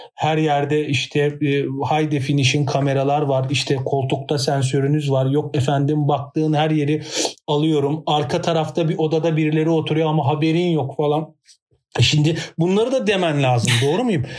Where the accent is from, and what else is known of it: Turkey